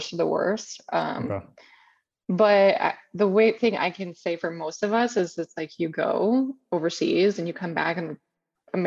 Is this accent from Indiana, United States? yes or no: yes; Indiana, United States; moved away as an adult; also born or lived in Alaska; I grew up in Indiana, and it's pretty cold there.